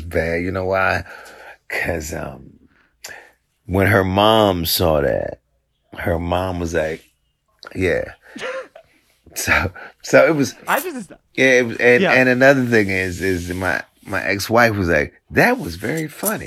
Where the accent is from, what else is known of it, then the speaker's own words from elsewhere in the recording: Washington, District of Columbia, United States; I grew up in Washington, D.C.